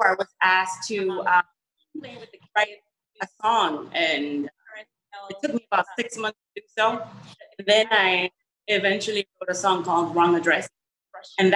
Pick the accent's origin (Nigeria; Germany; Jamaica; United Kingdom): Jamaica; I was one from Jamaica